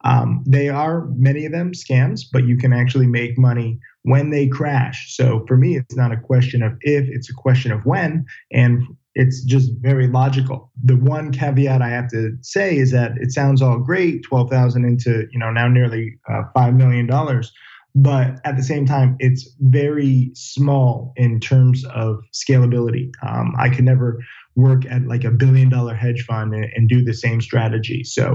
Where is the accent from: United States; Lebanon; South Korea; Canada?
United States; Orange, Connecticut; Orange, Connecticut.